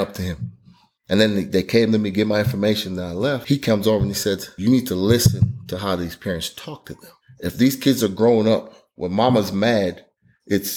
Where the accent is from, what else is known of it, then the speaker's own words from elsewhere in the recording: New York City, New York, United States; I grew up in New York and it was kind of rough areas, like Jamaica, mm-hmm. Queens